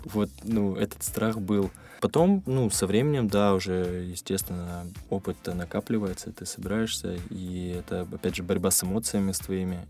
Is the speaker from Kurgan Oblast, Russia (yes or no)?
no; Krasnodar, Krasnodar Krai, Russia; also born or lived in Tbilisi, Georgia; всю свою сознательную жизнь я вырос в, в моем любимом городе Краснодар